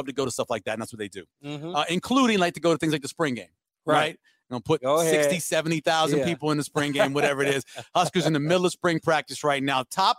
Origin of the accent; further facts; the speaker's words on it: New Orleans, Louisiana, United States; now in Omaha, United States; Well, I grew up in New Orleans